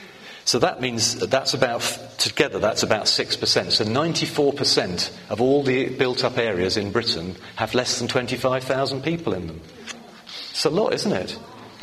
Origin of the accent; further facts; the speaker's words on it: The Hague, South Holland, Netherlands; born there; moved away; I'm a migrant, according to the recent campaigns, because I was born abroad. I was born in The Hague, or Den Haag, as you say it properly, or something like that anyway.